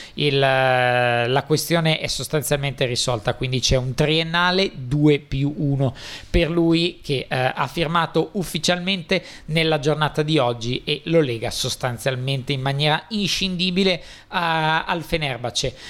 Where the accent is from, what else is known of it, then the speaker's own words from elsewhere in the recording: Italy; per noi italiani